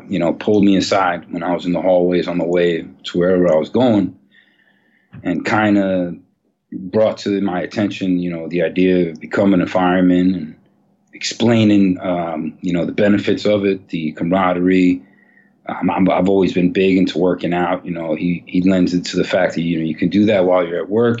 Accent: New York City, New York, United States; I actually grew up on 135th Street and Broadway in Manhattan

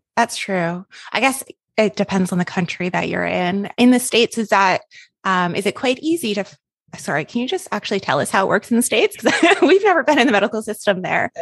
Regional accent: Canada; now in Australia; I'm Canadian, by the way, if my accent is throwing you off and you're like, she does not sound Australian, I'm just in Australia

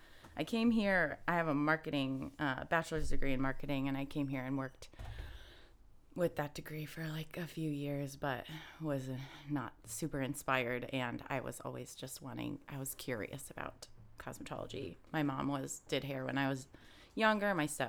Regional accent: Indiana, United States; now in Austin, United States; originally, I'm from Indiana. Midwest gal

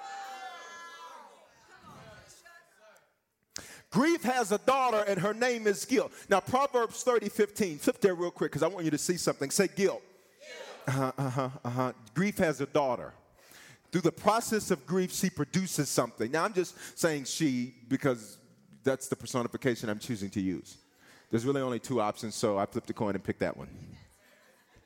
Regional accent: the South, United States; I'm from the South

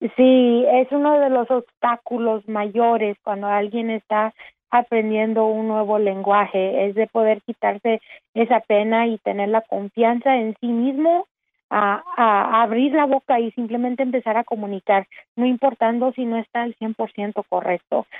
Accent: Dallas, Texas, United States; also born or lived in Austin, Texas; soy nacida de aquí en Dallas, Texas

